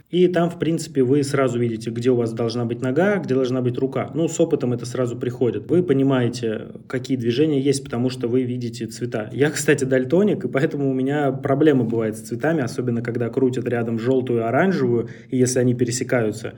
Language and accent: Russian; Central Russia, Russia; в нашей центральной части России, например, откуда я родом, Москва, Тверь